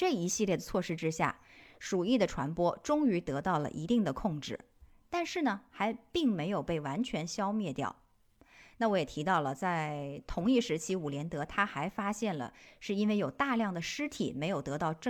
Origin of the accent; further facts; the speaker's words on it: China; 我们中国人是有这种传统说法的。